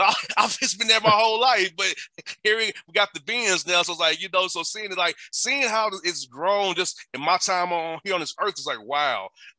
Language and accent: English; Atlanta, Georgia, United States; also born or lived in Nashville, Tennessee; growing up in Atlanta